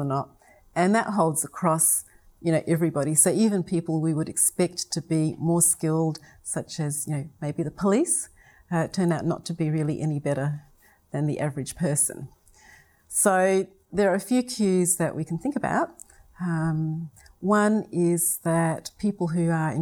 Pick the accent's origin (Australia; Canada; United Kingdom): Australia; South Australia; my voice does rise when I talk because I come from South Australia.